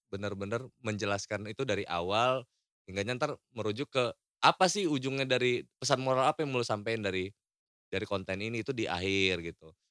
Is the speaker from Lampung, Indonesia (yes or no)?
yes; Lampung, Indonesia; yang bergerak di bidang karya di daerah gue